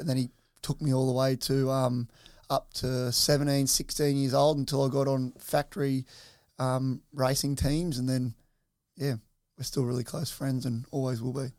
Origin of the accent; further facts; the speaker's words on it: Soldiers Point, New South Wales, Australia; growing up over at, uh, Soldiers Point, uh, at the back of my nan and pop's